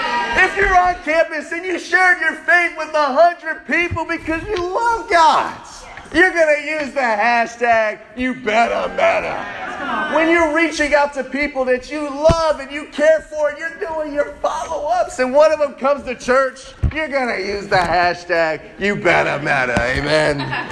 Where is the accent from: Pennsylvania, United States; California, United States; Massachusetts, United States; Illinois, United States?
Illinois, United States; Chicago; Growing up in Chicago, I can't express this enough.